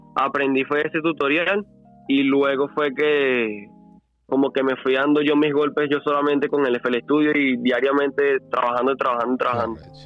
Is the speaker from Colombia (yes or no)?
no; Los Teques, Miranda, Venezuela; soy directamente de Los Teques